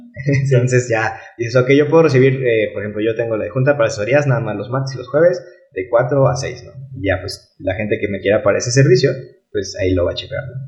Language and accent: Spanish; Mexico